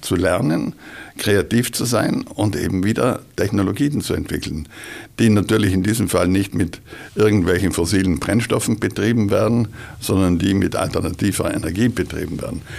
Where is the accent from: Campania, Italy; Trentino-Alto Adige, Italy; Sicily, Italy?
Trentino-Alto Adige, Italy; South Tyrol; bei uns in Südtirol